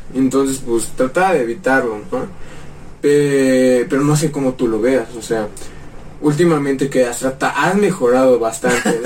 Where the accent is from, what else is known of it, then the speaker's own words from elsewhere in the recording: Mexico City, Mexico; also born or lived in Tlaxcala; Nacimos acá, pero vivimos nueve años allá.